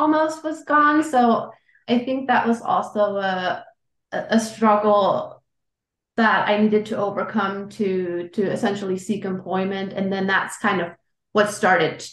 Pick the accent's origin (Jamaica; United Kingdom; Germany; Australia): Germany; moved away as an adult; also born or lived in California; now in United States; I grew up in Germany. I lived there for 26 years, and I spent the last almost 12 years now in the U.S.